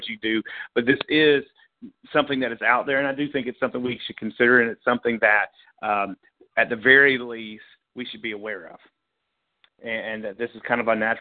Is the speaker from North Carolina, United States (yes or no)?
no; Florida, United States; my home state